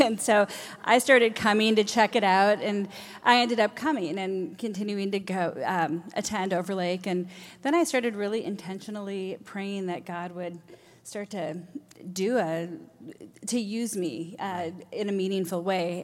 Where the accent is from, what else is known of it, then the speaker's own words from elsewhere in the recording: Redmond, Washington, United States; also born or lived in Minnesota; I moved here from Minnesota when I was eleven, so I essentially grew up in Redmond, so all the formative years